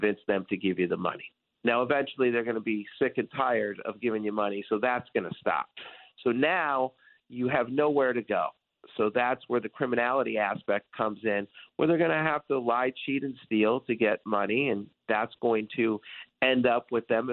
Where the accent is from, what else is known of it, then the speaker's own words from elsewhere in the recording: Detroit, Michigan, United States; I grew up in Detroit, and I was a huge Detroit sports fan.